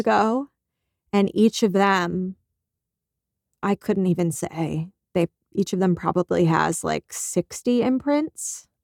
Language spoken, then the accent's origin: English; Malvern, Pennsylvania, United States; also born or lived in New Jersey / Paoli, Pennsylvania; I grew up one town in the other direction